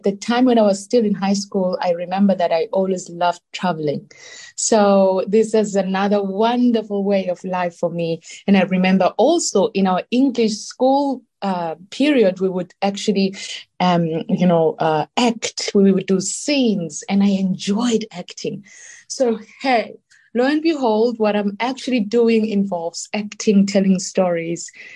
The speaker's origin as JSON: {"language": "English", "country": "South Africa", "tie": "born or raised there", "also_born_or_lived": "Milan, Italy", "moved": "as an adult", "said": "I was born in South Africa, because being born in my wonderful country"}